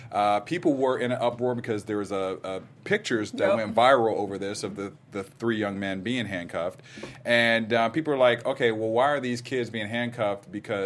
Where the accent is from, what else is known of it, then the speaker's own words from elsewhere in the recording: Ohio, United States; accent: Ohio; That's my Ohio accent.